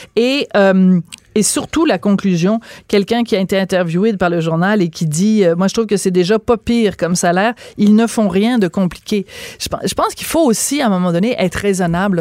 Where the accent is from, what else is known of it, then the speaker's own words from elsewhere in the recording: Montreal, Quebec, Canada; on est tous des Canadiens, puis on est tous des Québécois, puis je te dirais, on est tous des Montréalais